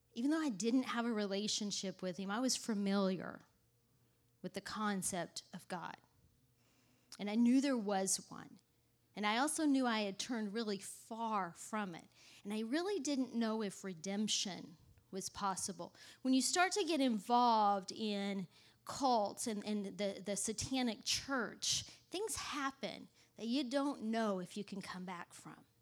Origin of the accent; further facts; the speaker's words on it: Texas, United States; moved away as an adult; now in New York, United States; I grew up in the South. I'm not from New York. I don't know if you could tell that or not, but I grew up in, in Texas